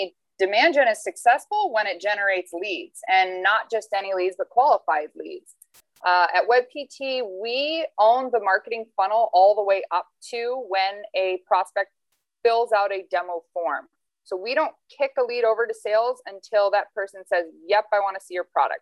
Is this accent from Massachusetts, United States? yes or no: no; Phoenix, Arizona, United States; also born or lived in Toledo, Ohio; I was born and raised in Phoenix, Arizona